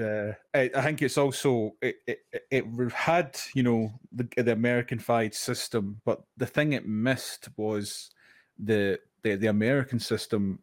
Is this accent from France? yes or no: no; Scotland, United Kingdom; being Scottish